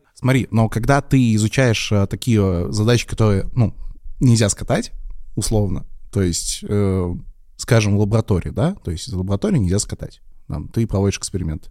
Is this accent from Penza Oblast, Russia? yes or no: yes; Penza, Penza Oblast, Russia; moved away as an adult; я из Пензы. Это не очень большой город. Э, там, в принципе, можно учиться в двух или трех вузах даже. И, в принципе, я мог спокойно жить